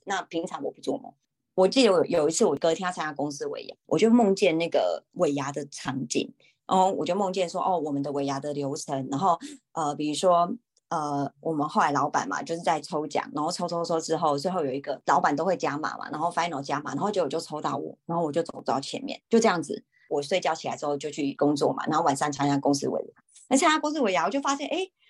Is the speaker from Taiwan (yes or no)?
yes; Taiwan; 然后我就跟他说：“哦，我是台湾人，但是我不会讲韩文，我我刚来这边。”